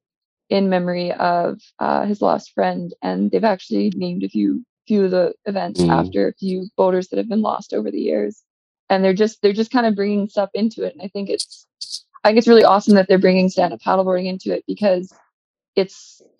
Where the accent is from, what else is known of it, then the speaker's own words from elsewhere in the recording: central northern British Columbia, Canada; here in my hometown